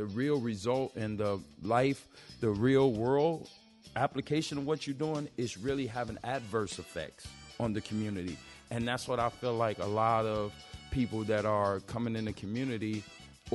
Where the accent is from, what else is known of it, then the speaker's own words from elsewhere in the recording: Chicago, Illinois, United States; we're from Chi-Rack